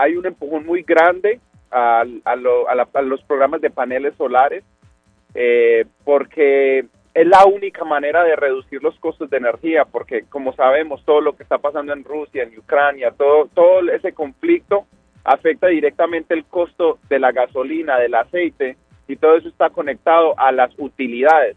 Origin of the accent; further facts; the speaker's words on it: El Salvador; now in Boston, United States; nosotros como salvadoreños